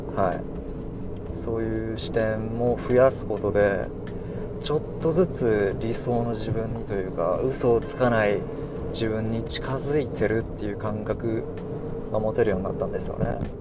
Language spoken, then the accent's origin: Japanese; Hiroshima, Japan; 広島県に住んでます広島生まれ広島育ちです